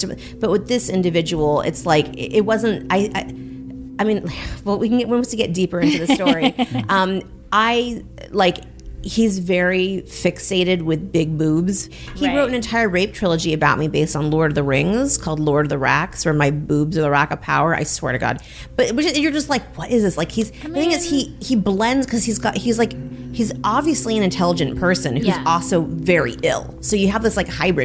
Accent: Los Angeles, California, United States; I'm from Los Angeles

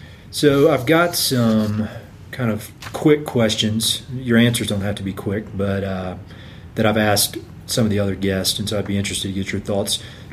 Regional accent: North Carolina, United States; I'm here from North Carolina.

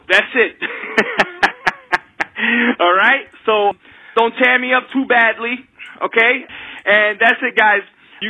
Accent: New York City, New York, United States; also born or lived in Bronx; I was born and raised in Brooklyn. What else? I've lived in the Bronx for the past few years

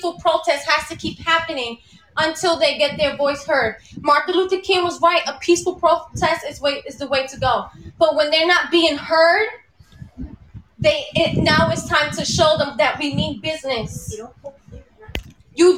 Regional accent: Dominican Republic; I'm not Indian. I'm Dominican. I'm black.

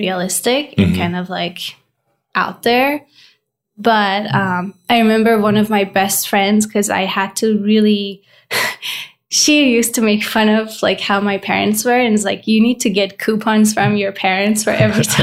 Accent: Tehran, Tehran Province, Iran; moved away as an adult; also born or lived in Cyprus; now in United States; I grew up born and raised in Iran

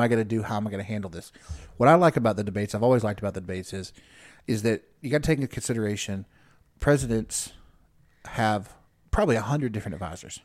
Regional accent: United States; as an American

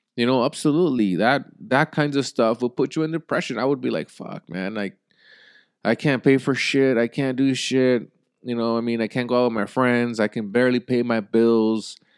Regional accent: United States; as an American people

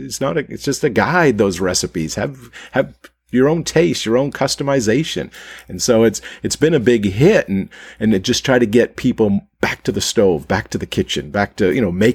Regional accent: Maine, United States; I grew up in Maine

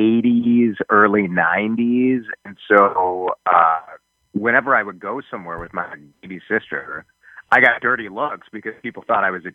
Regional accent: Chicago, Illinois, United States; growing up in Chicago

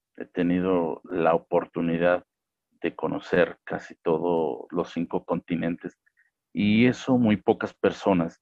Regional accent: Mexico; aquí en México la licenciatura en Derecho

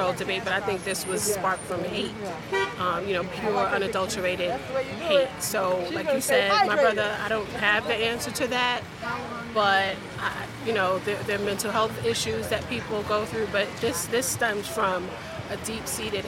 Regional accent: New York City, New York, United States; We are from Staten Island, New York

